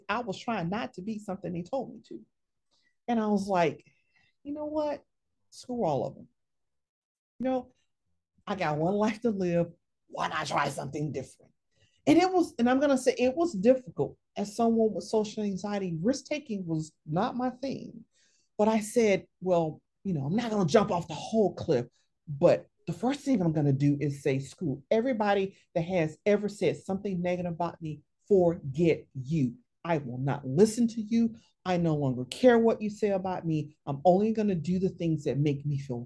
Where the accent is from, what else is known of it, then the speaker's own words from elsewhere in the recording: the South, United States; I grew up in the South